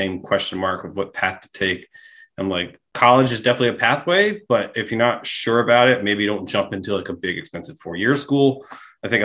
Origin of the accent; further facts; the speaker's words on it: Maryland, United States; I'm a Maryland guy.